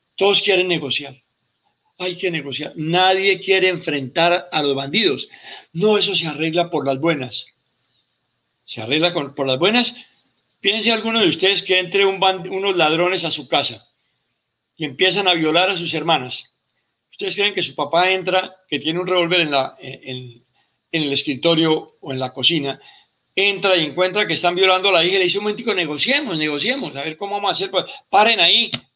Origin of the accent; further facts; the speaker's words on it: Colombia; Yo me siento como colombiano y como militar